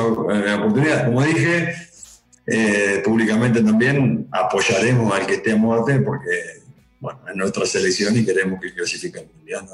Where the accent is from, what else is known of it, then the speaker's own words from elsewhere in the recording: Uruguay; moved away; somos uruguayos y lo llevamos en la sangre